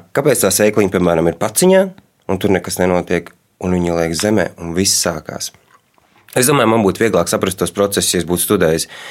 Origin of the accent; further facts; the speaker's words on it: Riga, Latvia; Es uzaugu Rīgā, bet daļu savas dzīves pavadīju laukos.